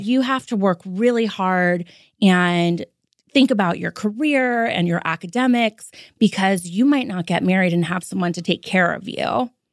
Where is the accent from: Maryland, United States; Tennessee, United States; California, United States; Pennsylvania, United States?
California, United States; Los Angeles; I was born and raised in L